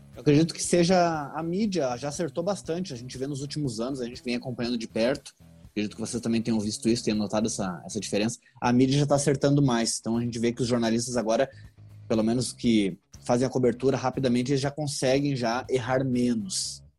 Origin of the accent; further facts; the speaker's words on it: Rio Grande do Sul, Brazil; moved away as an adult; now in São Paulo, Brazil; sou gaúcho, mas no momento estou morando em São Paulo